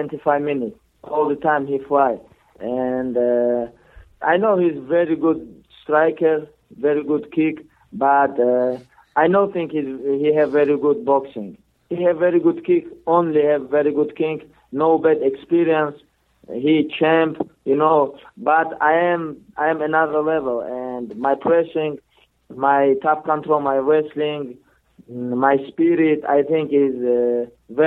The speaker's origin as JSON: {"language": "English", "region": "Dagestan", "country": "Russia", "tie": "born or raised there", "also_born_or_lived": "United States", "second_language": "English", "said": "I am born Dagestan. I am from Dagestan."}